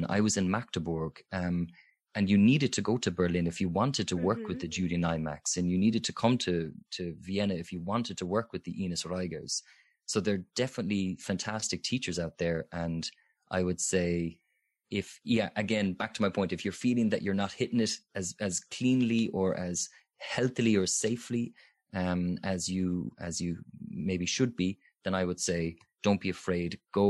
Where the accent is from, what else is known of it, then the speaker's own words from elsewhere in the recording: Limerick, Munster, Ireland; even where I'm from Limerick, there's fantastic singing teachers there.